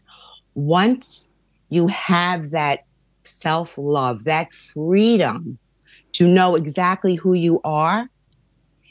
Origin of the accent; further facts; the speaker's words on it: New York, United States; I was born and raised in New York from parents that are from Italy